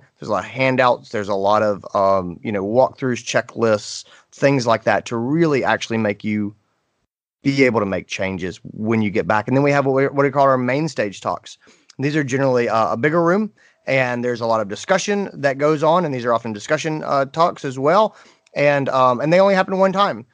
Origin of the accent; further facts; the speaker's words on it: North Carolina, United States; I grew up in North Carolina.